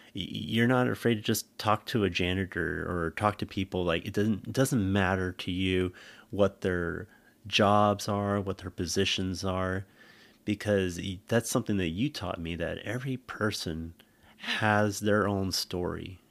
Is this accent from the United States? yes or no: yes; California, United States; moved away as an adult; also born or lived in Bay Area; we spent so much time growing up in California